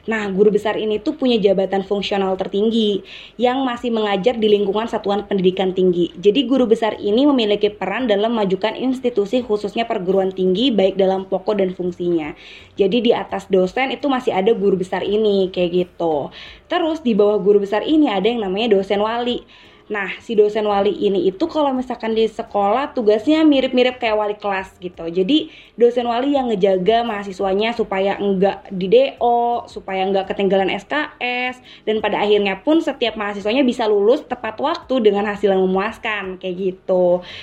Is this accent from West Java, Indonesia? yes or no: yes; Karawang, West Java, Indonesia; aku asalnya dari Jawa Barat, tepatnya di daerah Karawang nih.